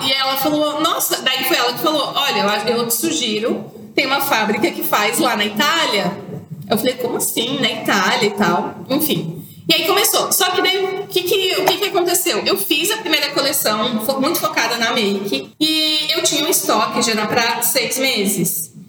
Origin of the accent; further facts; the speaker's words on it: Santa Catarina, Brazil; Como eu sou de Santa Catarina, o nosso universo têxtil é muito forte